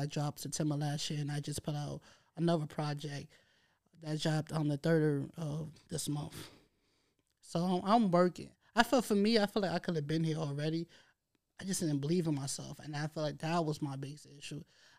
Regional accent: New York City, New York, United States; I'm an artist from Harlem.

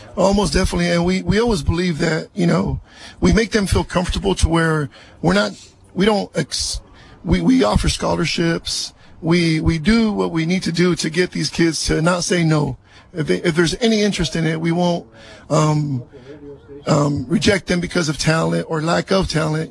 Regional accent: Salinas, California, United States; also born or lived in East Los Angeles, California; I was born in East LA, but raised here in East Salinas

